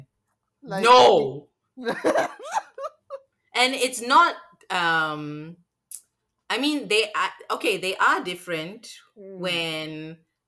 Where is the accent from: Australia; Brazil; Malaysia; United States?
Malaysia; now in Singapore; I'm from Malaysia.